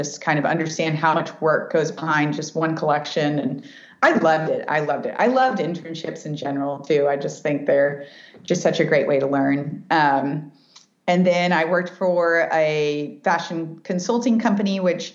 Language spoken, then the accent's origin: English; Dallas, Texas, United States; I grew up in Dallas, Texas, and just grew up in a very, just a beautiful Mexican home